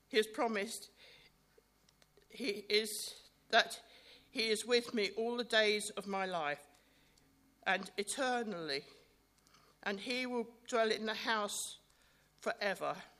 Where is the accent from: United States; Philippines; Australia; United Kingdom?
United Kingdom; Bookham, South East England; also born or lived in Fulham, London; I was born in Fulham, and I, by the time I was eight, my family moved to Bookham.